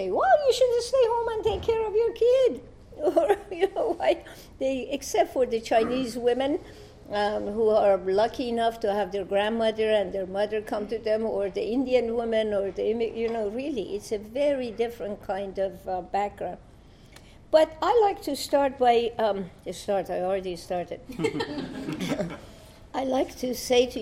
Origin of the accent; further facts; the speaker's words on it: Iran; moved away as an adult; I come from Iran.